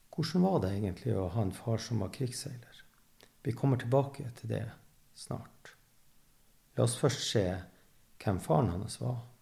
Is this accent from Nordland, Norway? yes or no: yes; Evenes, Nordland, Norway; jeg er fra Evenes